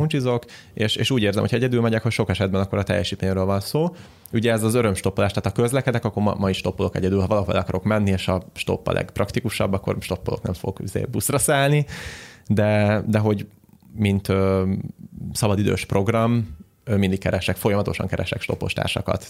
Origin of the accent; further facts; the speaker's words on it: Hungary; magyarok vagyunk